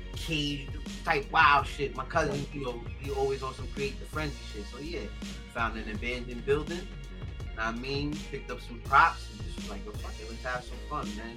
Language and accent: English; New York City, New York, United States; I love the fact that I came from Staten Island